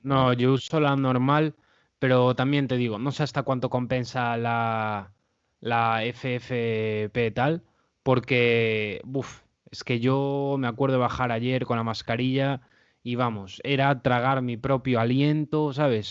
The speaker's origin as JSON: {"language": "Spanish", "town": "A Coruña", "region": "Galicia", "country": "Spain", "said": "yo soy de Coruña"}